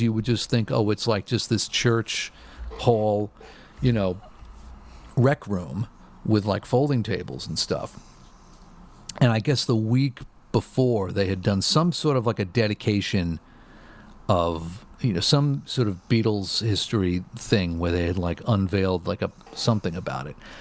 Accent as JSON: {"language": "English", "region": "New York", "country": "United States", "tie": "born or raised there", "said": "growing up in New York when you're when you when you live like an hour away from Radio City Music Hall"}